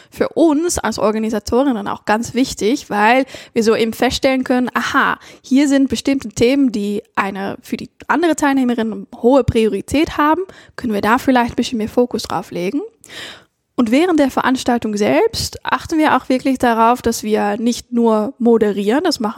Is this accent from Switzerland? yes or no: no; Netherlands; ich natürlich spezifisch noch als Niederländerin, das war ganz interessant